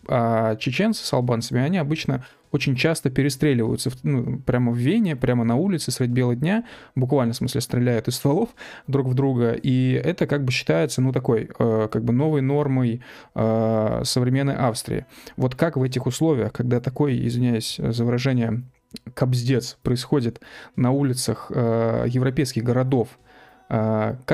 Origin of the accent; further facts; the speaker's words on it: Ussuriysk, Primorsky Krai, Russia; Я из Уссурийска, в группе у меня были ребята из Дальнего Востока, Сибири и две чешки.